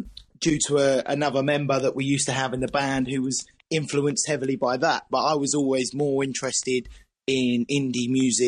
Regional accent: East of England, United Kingdom; now in Norwich, United Kingdom; Okay, well, basically, I'm originally from Essex, but I now live in Norwich, Norfolk.

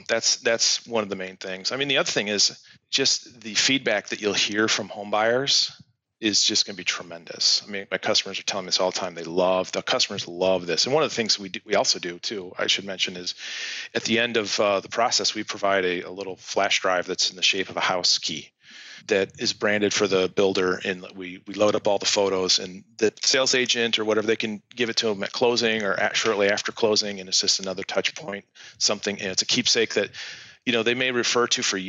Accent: Michigan, United States; my hometown here in Michigan

